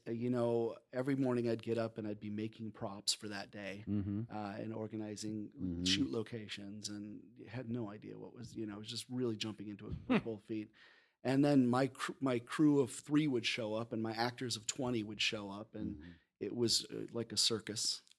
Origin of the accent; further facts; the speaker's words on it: Denver, Colorado, United States; I grew up in Denver and in the ghost town.